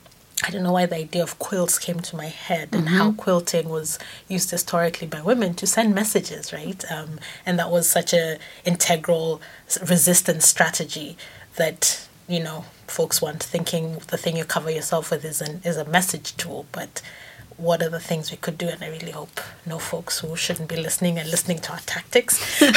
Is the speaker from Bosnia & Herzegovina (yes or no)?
no; Kenya; first language Kamba; English is a second language; when I think of the songs that I can sing, for example, in Kamba, which is my first language, they're like three or four, and that's messed up.